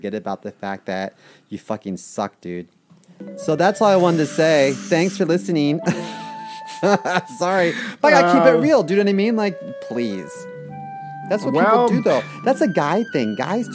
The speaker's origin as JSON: {"language": "English", "town": "Baltimore", "region": "Maryland", "country": "United States", "tie": "born or raised there", "moved": "yes", "said": "I'm born and raised in Baltimore"}